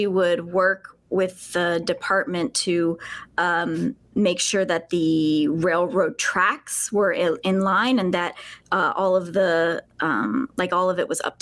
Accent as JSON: {"language": "English", "region": "Alabama", "country": "United States", "tie": "born or raised there", "moved": "as an adult", "said": "I was a spelunker for many years throughout high school and even middle school, high school, and then here a bit after before I moved away from Alabama, which is where I'm from"}